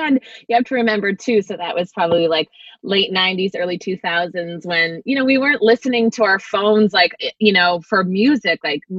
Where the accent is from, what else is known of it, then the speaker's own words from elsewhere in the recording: North Vancouver, British Columbia, Canada; also born or lived in Winnipeg / Collingwood / Toronto; Well, I was born in Winnipeg, Manitoba, and then I moved to Collingwood, Ontario. First Toronto, and then Collingwood, and then back to Winnipeg for a year, back to Toronto for a year, moved to Vancouver when I was 9.